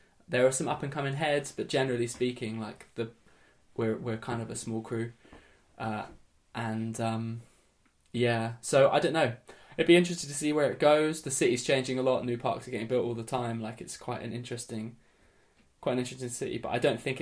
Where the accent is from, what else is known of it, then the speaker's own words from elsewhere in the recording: Brighton, South East England, United Kingdom; also born or lived in London / elsewhere in the UK; they moved here when I was really young